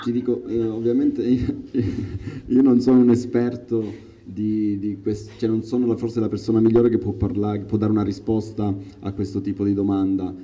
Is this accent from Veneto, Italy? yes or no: no; Palmi, Calabria, Italy; moved away; io sono nato in provincia di Reggio Calabria